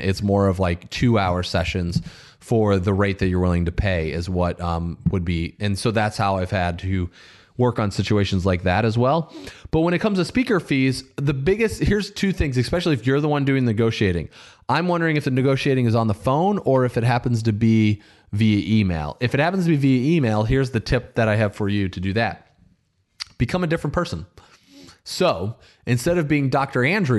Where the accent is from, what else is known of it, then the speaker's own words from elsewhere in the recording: Canada; as a lady conditioned to be polite, I am Canadian too.